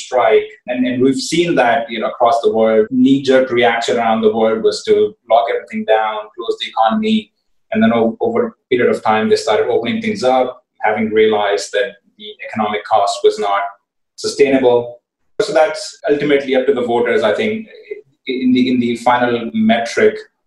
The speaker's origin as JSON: {"language": "English", "country": "India", "said": "I come from India"}